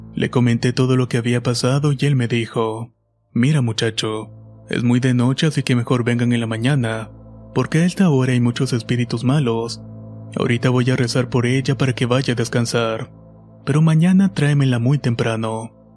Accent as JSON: {"language": "Spanish", "town": "Tlaquepaque", "region": "Jalisco", "country": "Mexico", "said": "soy de Tlaquepaque, Jalisco."}